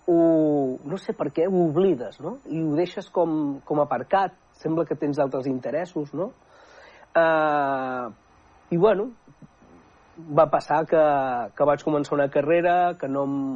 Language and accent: Catalan; Manresa, Catalonia, Spain; Jo sóc d'Escudines soc d'Escudines, i és un barri, doncs, eh, clar, jo vaig estudiar allà mateix, no?, a, a l'Escola Omsi de Prat, mm -hmm. vivia ben bé al costat, i, bueno, eh, era un barri que llavors no, no, no hi havia tantes cases